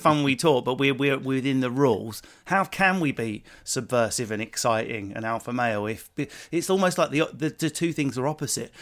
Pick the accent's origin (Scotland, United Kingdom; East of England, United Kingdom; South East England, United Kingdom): East of England, United Kingdom; Enfield and Essex; I grew up in Enfield and Essex